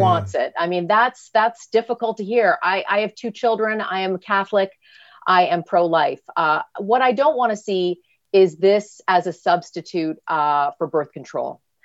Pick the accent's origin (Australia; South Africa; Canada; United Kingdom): Canada; now in United States; I'm Canadian, uh, and by, by birth, I have dual citizenship. My father was American. Uh, I came to the land of opportunity